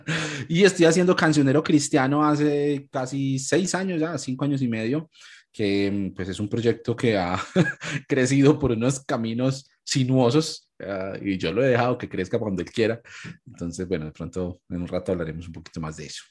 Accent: Ibagué, Tolima, Colombia; moved away as an adult; now in Medellín, Colombia; soy colombiano, soy de una ciudad más al centro del país que se llama Ibagué y pues vivo aquí en Medellín hace ya 13, casi 14 años

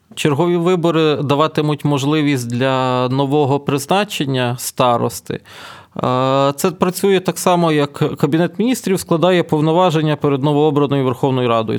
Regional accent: Ternopil Oblast, Ukraine; moved away; на моїй рідній Тернопільщині

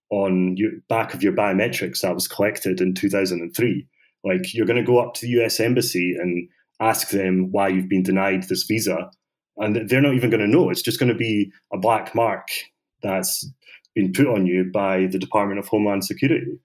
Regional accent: Bosnia & Herzegovina; I'm from Bosnia and we have our Nobel Prize winning book called Bridge on the Drina.

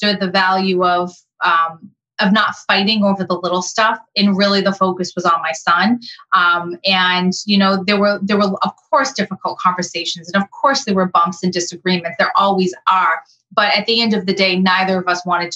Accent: Massachusetts, United States; now in Connecticut, United States; I currently live in Connecticut. I'm not from Connecticut. I'm from Massachusetts

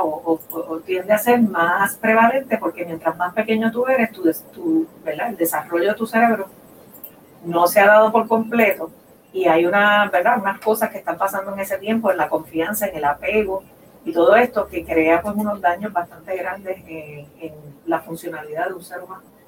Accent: Puerto Rico; now in Boulder, United States; nosotros como puertorriqueños

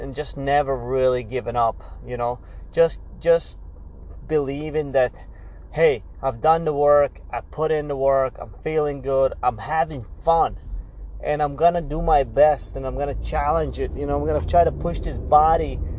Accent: Latvia; now in United States; my original country, I'm from Latvia originally

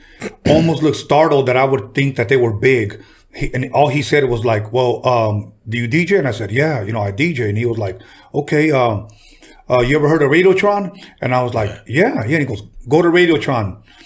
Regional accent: Los Angeles, California, United States; Mexican kid, growing up in Wilmington

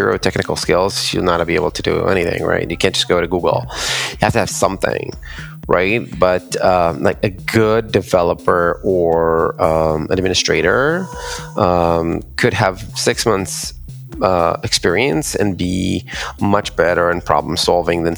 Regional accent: Israel; I'm from Israel

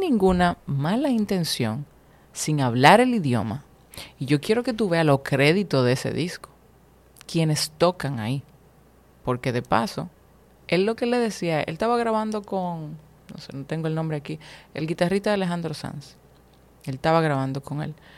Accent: Dominican Republic; aquí en mi país

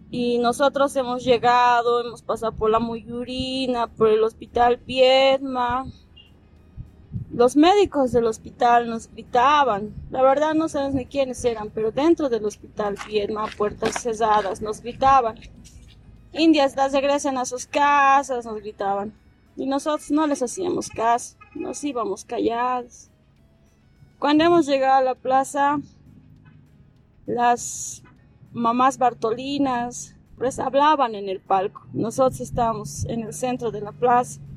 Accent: Sacaba, Cochabamba, Bolivia; Yo soy de aquí

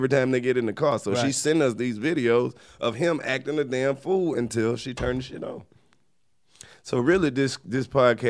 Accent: Mississippi, United States; I'm from Mississippi.

